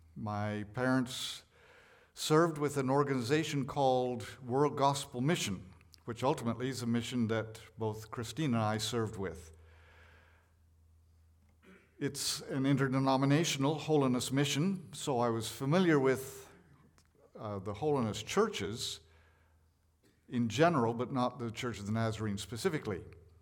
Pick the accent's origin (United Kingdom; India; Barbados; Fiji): India; born there; Because I was born in India. So I had a background in India. I could show that I was born there